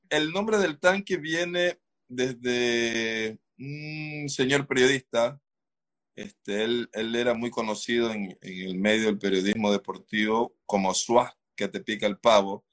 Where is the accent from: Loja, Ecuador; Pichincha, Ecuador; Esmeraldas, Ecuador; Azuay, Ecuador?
Esmeraldas, Ecuador; nosotros nos conocemos, así rapidito les cuento, desde el colegio. Nosotros somos de Esmeralda